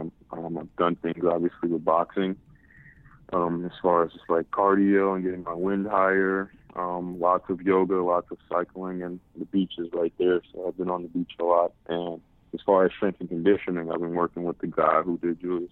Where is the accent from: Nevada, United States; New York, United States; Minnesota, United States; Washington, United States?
New York, United States; New York City; growing up in Harlem